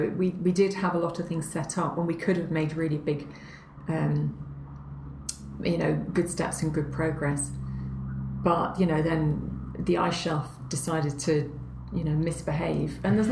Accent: Northumberland, North East England, United Kingdom; moved away; also born or lived in Canada; I grew up, my best growing up was in Northumberland.

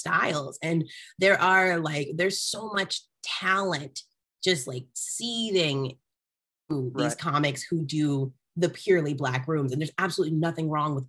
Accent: Arlington, Texas, United States; moved away as an adult; now in Los Angeles, United States; I'm actually from Arlington

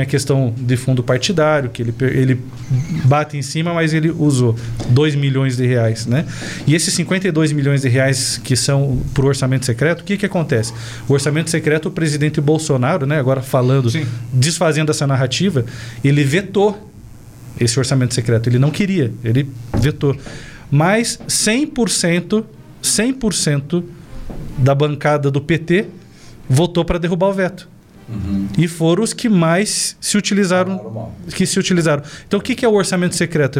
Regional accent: Cascavel, Paraná, Brazil; moved away as an adult; now in Ponta Grossa, Brazil; Eu sou natural de Cascavel, aqui do Paraná, né? Mas estou há 14 anos em Ponta Grossa.

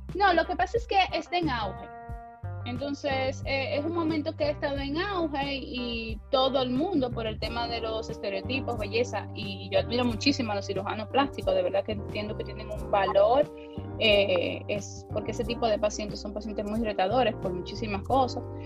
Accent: San Pedro de Macorís, Dominican Republic; also born or lived in Santo Domingo; yo soy de San Pedro de Macorís

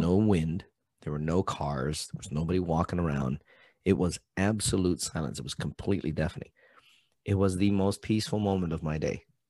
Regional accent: Hawaii, United States; moved away; I'm from Hawaii.

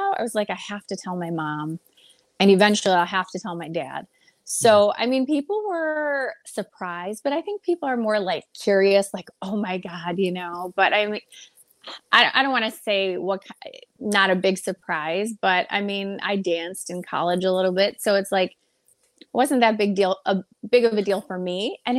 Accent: Detroit, Michigan, United States; You know, here it's just like, I feel like every inner city has, you know, bad areas and bad pockets, but I never was really afraid.

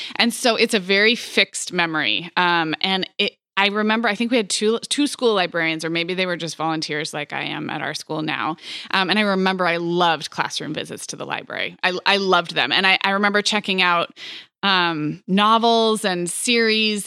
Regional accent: Montecito, California, United States; born or raised there; moved away; also born or lived in Santa Barbara

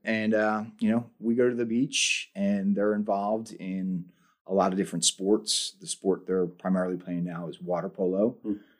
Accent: Upper Dublin, Pennsylvania, United States; I grew up just outside Philadelphia in a township called Upper Dublin.

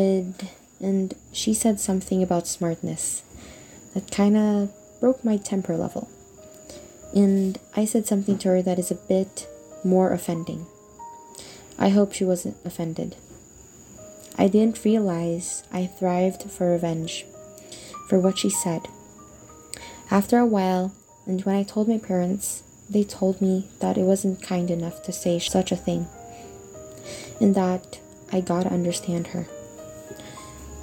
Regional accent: Philippines; also born or lived in Australia; I'm 12 years old

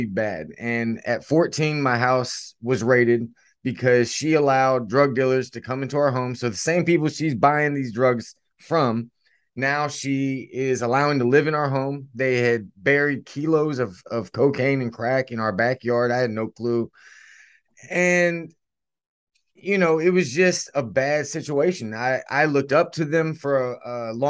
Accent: Stuarts Draft, Virginia, United States; I was born in a very small town called Stuart Straft, Virginia. It's in the Shenandoah Valley

